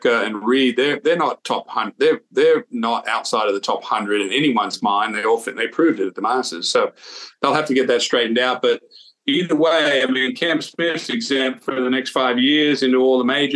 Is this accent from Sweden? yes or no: no; Australia; I'm Australian